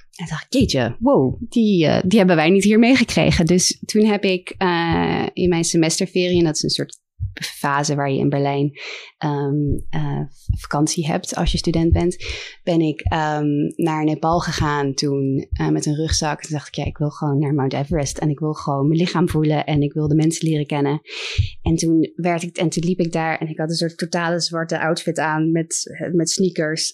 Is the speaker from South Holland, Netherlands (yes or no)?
yes; The Hague, South Holland, Netherlands; moved away as an adult; Ik ben opgegroeid in Den Haag